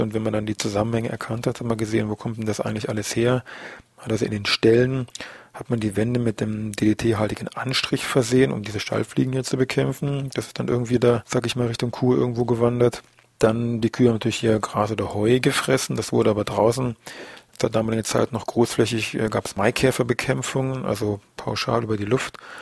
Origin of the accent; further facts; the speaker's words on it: Germany; bei uns in Deutschland